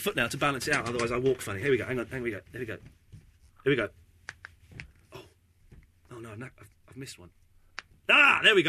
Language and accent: English; Slough, South East England, United Kingdom; moved away; also born or lived in Maidenhead; another place I grew up in Slough.